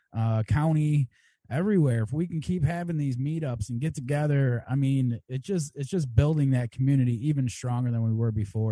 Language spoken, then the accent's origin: English; Naperville, Illinois, United States; Abe and I grew up in Naperville area